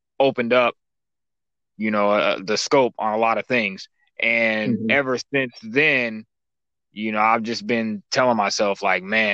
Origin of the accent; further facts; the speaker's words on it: Dallas, Texas, United States; from Dallas